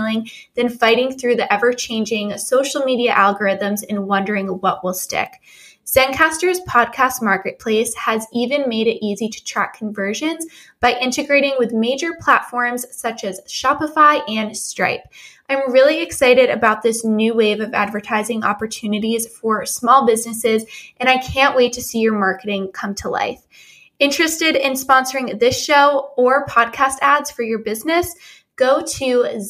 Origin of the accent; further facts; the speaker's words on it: New England, United States; also born or lived in Rhode Island; I'm actually from New England. I live in Rhode Island